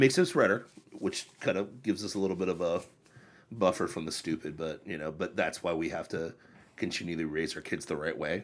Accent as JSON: {"language": "English", "region": "Ohio", "country": "United States", "tie": "born or raised there", "also_born_or_lived": "California", "moved": "yes", "lives_now": "Florida, United States", "said": "I grew up in Ohio"}